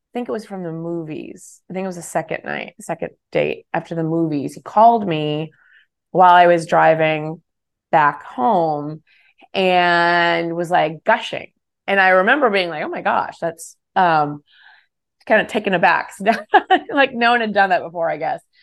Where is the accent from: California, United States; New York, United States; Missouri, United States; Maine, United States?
California, United States; moved away as an adult; also born or lived in Texas; I'm a Californian.